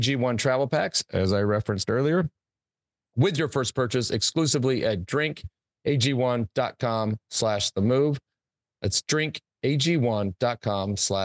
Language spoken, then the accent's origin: English; Plano, Texas, United States; I grew up in Plano